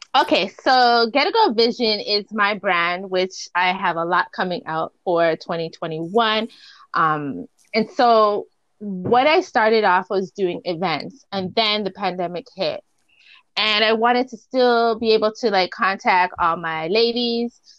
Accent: Toronto, Ontario, Canada; I'm from Toronto, so I'm up north.

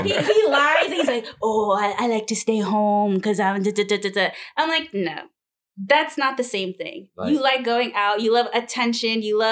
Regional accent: New York City, New York, United States; also born or lived in New Jersey; I'm not going to give you my whole government name, but born and raised in New York City, so I hail from Queens.

